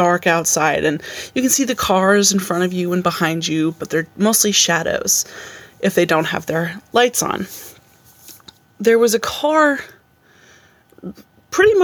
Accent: Albany, New York, United States; So I said I'm from Albany, but I grew up in a town just outside of Albany

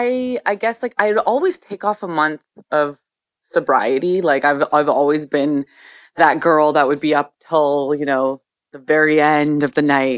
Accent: Edmonton, Alberta, Canada; also born or lived in Toronto; now in Vancouver, Canada; I grew up in Edmonton

